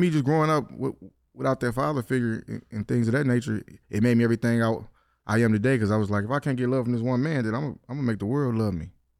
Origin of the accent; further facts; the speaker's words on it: Detroit, Michigan, United States; I grew up on the east side of Detroit.